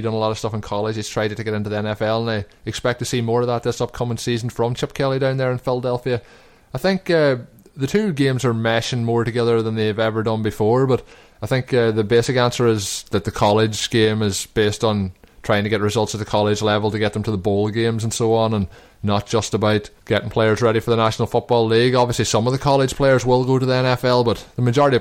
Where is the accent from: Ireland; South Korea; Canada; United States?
Ireland; we're also from Ireland